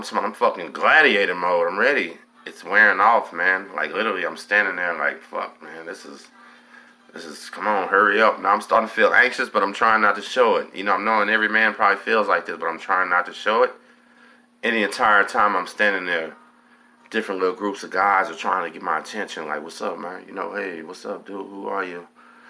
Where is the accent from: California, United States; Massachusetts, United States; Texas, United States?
Texas, United States; Galveston; Where you from? I say, I'm from Galveston.